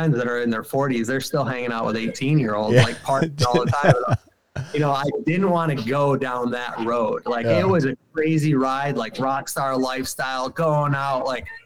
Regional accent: Syracuse, New York, United States; I'm from Syracuse, New York City in central New York. I grew up in the city, did not grow up in the woods.

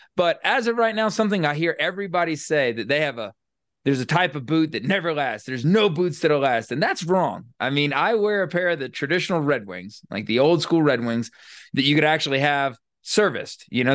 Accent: Florida, United States; moved away; also born or lived in Louisiana / Texas / Northeast United States; I grew up in Florida and then lived for a long time in Louisiana and Texas and the Northeast

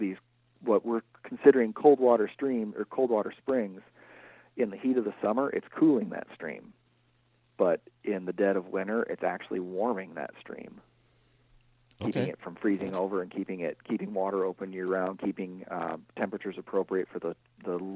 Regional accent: Northwest Iowa, United States; now in Northeast Iowa, United States; I'm originally from Northwest Iowa

